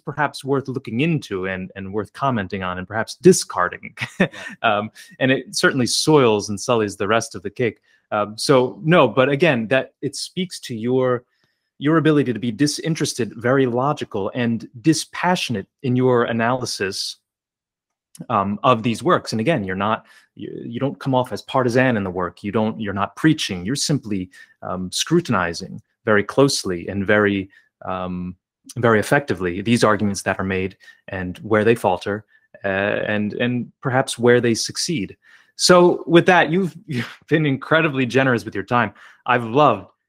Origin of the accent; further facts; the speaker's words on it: New Jersey, United States; my home state of New Jersey